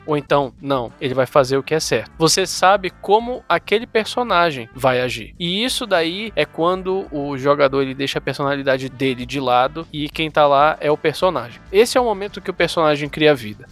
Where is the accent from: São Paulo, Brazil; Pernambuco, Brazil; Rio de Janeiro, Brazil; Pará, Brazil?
Pará, Brazil; Somos nortistas